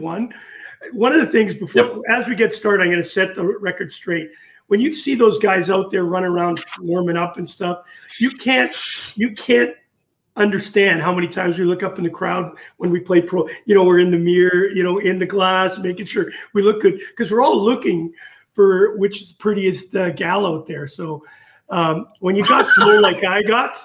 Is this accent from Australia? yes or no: no; Winnipeg, Manitoba, Canada; moved away as an adult; also born or lived in Fife, Scotland; coming from Winnipeg, Manitoba, Canada